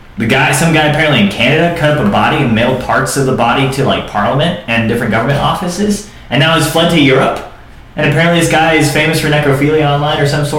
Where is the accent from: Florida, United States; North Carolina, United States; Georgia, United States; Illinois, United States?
Florida, United States; Lakeland; I'm from Lakeland